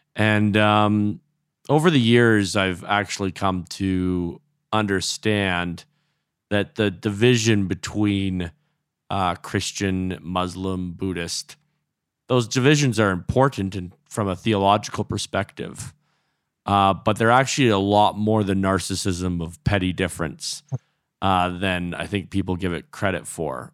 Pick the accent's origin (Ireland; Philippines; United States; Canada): Canada; Alberta; I was born in, in Alberta